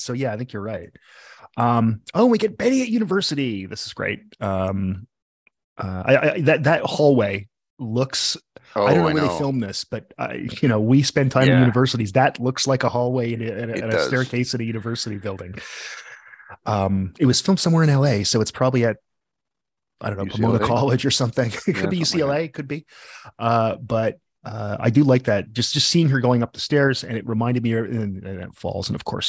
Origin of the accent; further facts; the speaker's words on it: Corner Brook, Newfoundland and Labrador, Canada; moved away; we were from Corner Brook